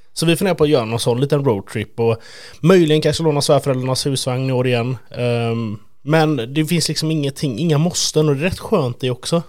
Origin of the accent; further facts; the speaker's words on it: Sweden; Jag är ju typisk svensk